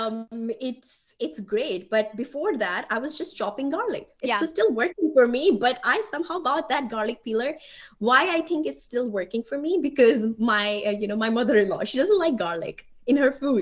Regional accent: India; English is a second language; moved away as an adult; also born or lived in Germany / Delaware, United States; now in Ohio, United States; being an immigrant, being an Indian woman, right? English is not my first language.

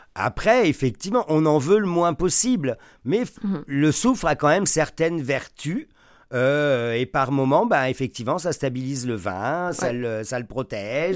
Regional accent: France; moved away as an adult; now in Quebec, Canada; je suis originaire de France. Quand je suis arrivé au Québec il y a 27 ans

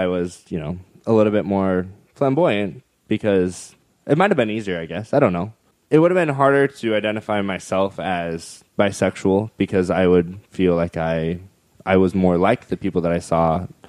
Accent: Idaho, United States; Southeastern Idaho.

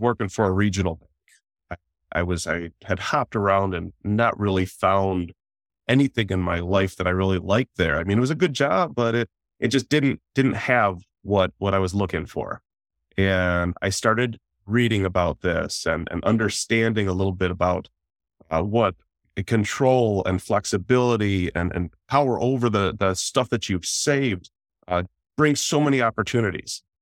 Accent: Detroit, Michigan, United States; I'm from the Detroit metro area.

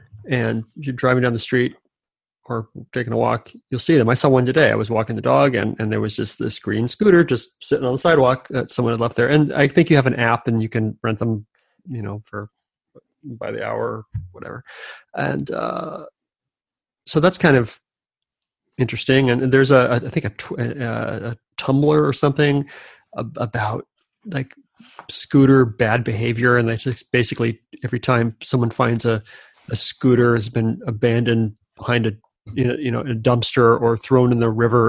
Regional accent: Southern California, United States; I grew up in Southern California too, and again, Lockheed and everything was down there.

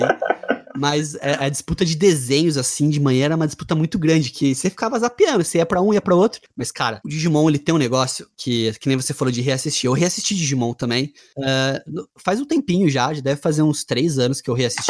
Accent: Bauru, São Paulo, Brazil; da minha cidade natal, da minha terra, Cidade Sem Limites cidade do Bauruzinho

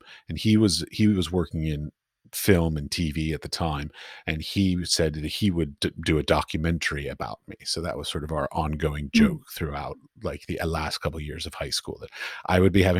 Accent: Washington, District of Columbia, United States; For me, I grew up in Washington, D.C., so yeah.

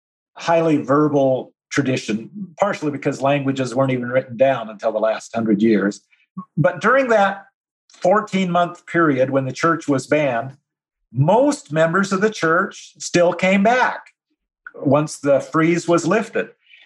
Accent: Utah, United States; moved away as an adult; also born or lived in Southern US; I grew up in Utah, I just lived in the South for 25 years

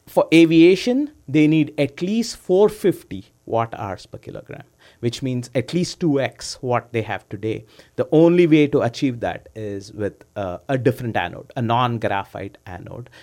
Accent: India; moved away as an adult; also born or lived in Oklahoma, United States / Houston, United States; I was born in, uh, I grew up in India. I came to the U S in ninety-nine

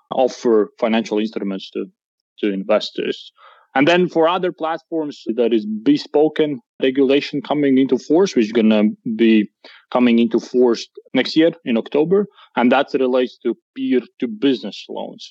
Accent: Latvia; we do come from Latvia

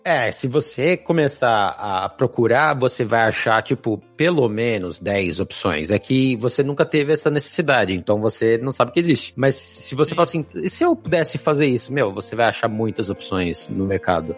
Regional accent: ABC Paulista, São Paulo, Brazil; moved away as an adult; also born or lived in Campinas, Brazil; now in Canada; eu sou original final do ABC Paulista

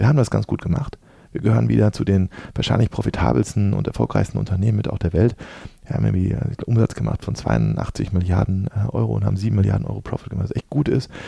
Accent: Dortmund, North Rhine-Westphalia, Germany; moved away; Ich bin in Dortmund groß geworden

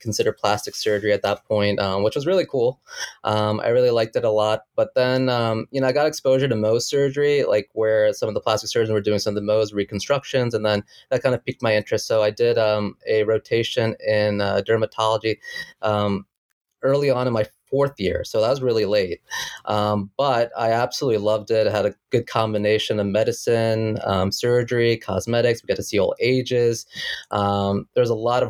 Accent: New Jersey, United States; I was born and raised in New Jersey, where I currently practice.

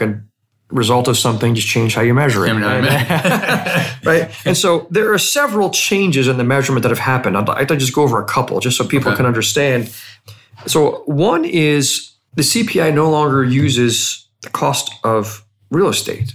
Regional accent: United States; as an American

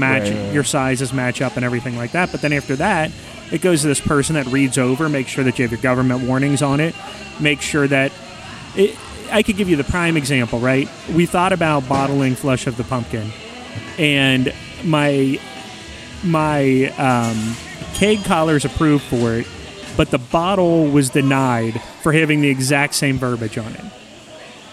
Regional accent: Milford, Ohio, United States; I'm from Milford

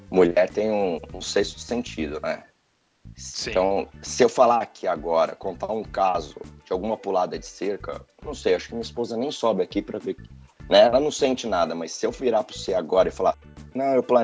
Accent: Brazil; moved away as an adult; eu, eu, saí do Brasil, eu falei, eu trabalho com inglês, escrevo o dia inteiro.

